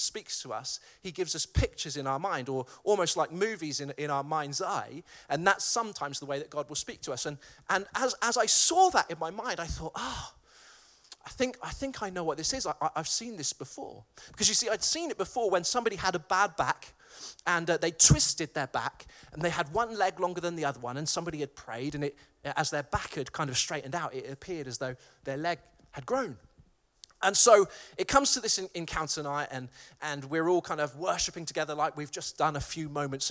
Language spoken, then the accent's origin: English; Malvern, West Midlands, United Kingdom; my hometown of Malvern